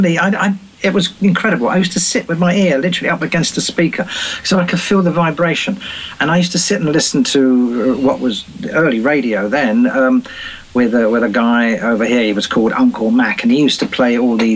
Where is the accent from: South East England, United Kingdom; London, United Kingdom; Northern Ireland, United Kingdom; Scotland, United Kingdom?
South East England, United Kingdom; Brighton; my hometown of Brighton.